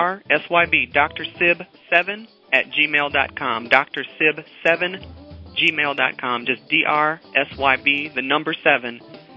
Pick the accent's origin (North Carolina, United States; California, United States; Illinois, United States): Illinois, United States; Chicago; I'm from the Chicago area. That's my home, town area.